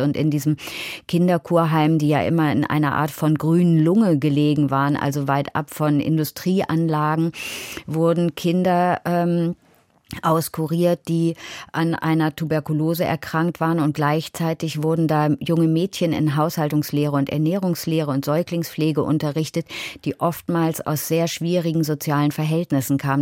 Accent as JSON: {"language": "German", "town": "Hanover", "region": "Lower Saxony", "country": "Germany", "tie": "born or raised there", "said": "ich bin in Hannover aufgewachsen"}